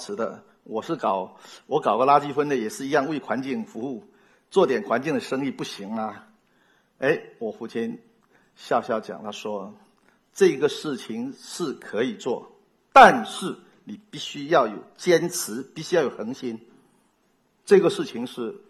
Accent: Fujian, China; 我们闽南人有个爱拼才会赢。

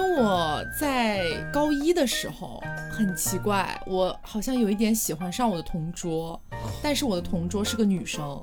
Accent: Chongqing, China; 因为我们都重庆人嘛

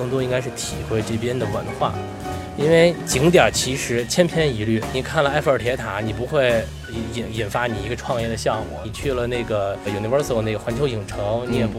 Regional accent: Beijing, China; accent: Beijing; now in Los Angeles, United States; 然后很多人说说你是哪儿的人？我说我是北京的。他说你不可能，你都没北京味儿。

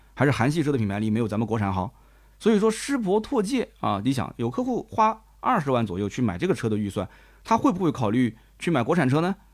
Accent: Nanjing, Jiangsu, China; accent: Nanjing dialect; 我们南京话讲就拿我不吃惊啊

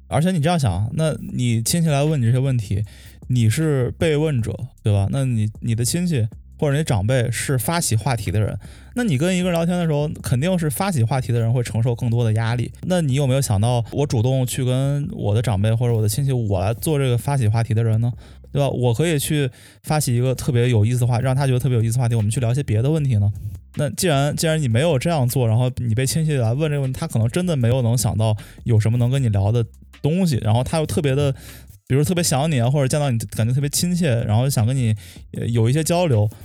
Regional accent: Shijiazhuang, Hebei, China; 因为我是河北石家庄的，然后我有时候也会回村儿里

